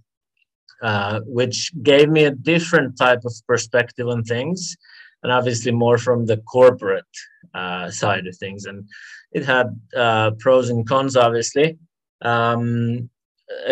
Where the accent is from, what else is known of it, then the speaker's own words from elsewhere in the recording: Finland; moved away as an adult; also born or lived in London; now in Singapore; I'm from Finland originally, and I grew up there.